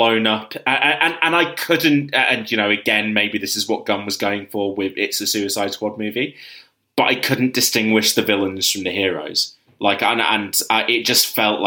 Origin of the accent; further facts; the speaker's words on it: United Kingdom; speaking as a Brit